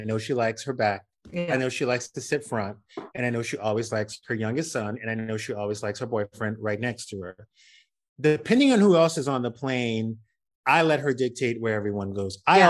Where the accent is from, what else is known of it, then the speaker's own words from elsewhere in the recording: Louisiana, United States; I grew up in South Louisiana. I know races when I do races.